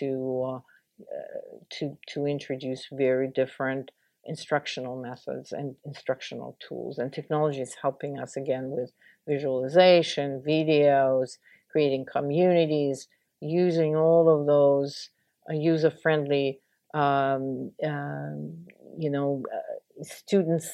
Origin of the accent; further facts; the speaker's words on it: Russia; moved away as an adult; now in United States; I grew up in the Soviet Union and started my career in Russia, I was in school in Russia